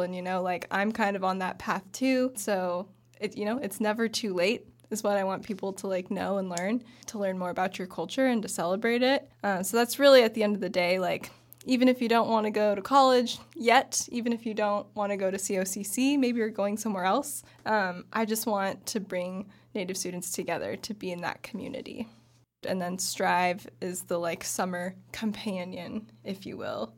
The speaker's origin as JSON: {"language": "English", "town": "Bend", "region": "Oregon", "country": "United States", "tie": "born or raised there", "said": "I grew up in Bend in Central Oregon, went to Summit High School."}